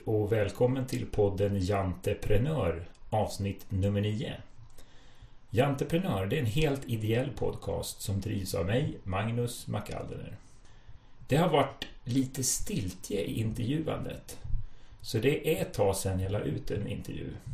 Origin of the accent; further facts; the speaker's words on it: Stockholm, Stockholm County, Sweden; Jag, jag är från Stockholm